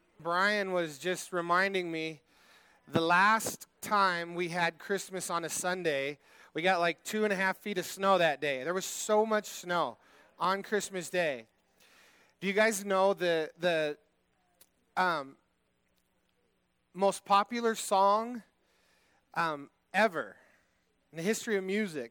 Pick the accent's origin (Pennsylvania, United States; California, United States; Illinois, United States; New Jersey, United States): California, United States; You know, I always feel like Lydia and I, we come from Southern California